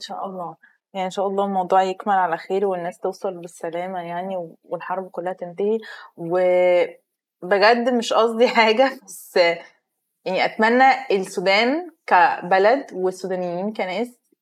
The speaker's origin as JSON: {"language": "Arabic", "country": "Egypt", "said": "انا كمصريه"}